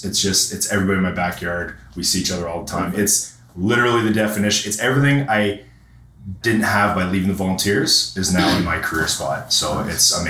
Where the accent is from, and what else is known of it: Springwater, Ontario, Canada; born or raised there